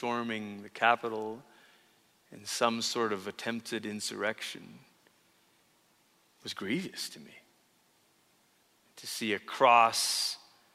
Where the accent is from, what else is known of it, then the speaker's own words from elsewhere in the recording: Malaysia; moved away; as a kid growing up in Malaysia